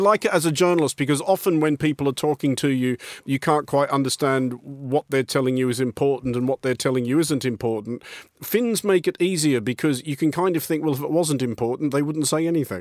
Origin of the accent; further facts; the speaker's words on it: Australia; I'm Australian